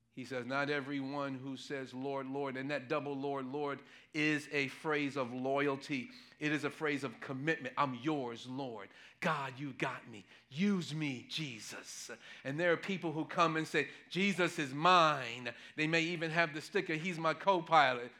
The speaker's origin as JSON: {"language": "English", "town": "New York City", "region": "New York", "country": "United States", "tie": "born or raised there", "said": "growing up in Manhattan, no, growing up in New York City, in Manhattan"}